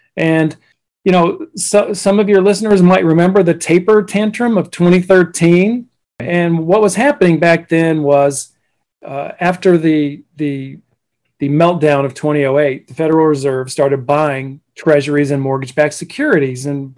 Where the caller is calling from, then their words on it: Jupiter, Florida, United States; I live in Jupiter, Florida.